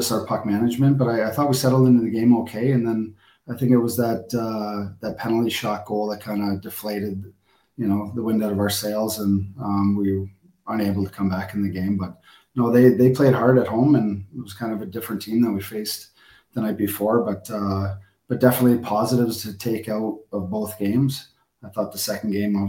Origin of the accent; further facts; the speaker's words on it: Newfoundland and Labrador, Canada; also born or lived in Hungary / Poland / Romania / Denmark; now in Glasgow, United Kingdom; I was born in Newfoundland, so I have many relatives from from Newfoundland